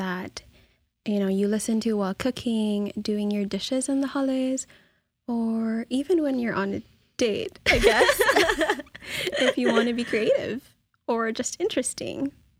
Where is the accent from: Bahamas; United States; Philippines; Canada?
Philippines; English is a second language; moved away as an adult; I'm from the Philippines, born and raised.